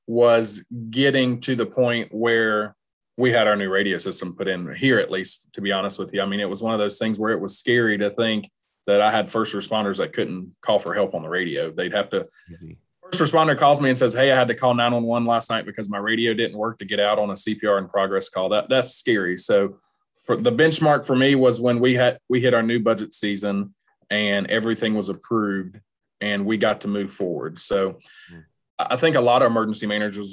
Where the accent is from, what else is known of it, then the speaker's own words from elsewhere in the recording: the South, United States; moved away as an adult; also born or lived in Iowa; now in Nebraska, United States; I'm not from here. I'm from the South. I'm not from the Midwest area.